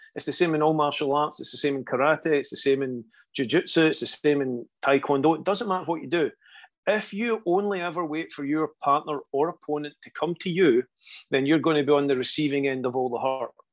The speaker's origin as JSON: {"language": "English", "region": "Scotland", "country": "United Kingdom", "said": "a lot of Scottish people have that reputation of always headbutting things. We're just getting our head in the way"}